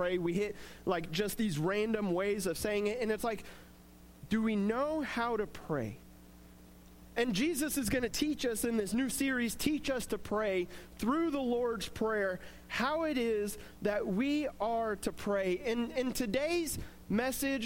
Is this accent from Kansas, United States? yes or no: yes; Coffeyville, Kansas, United States; growing up in Coffeyville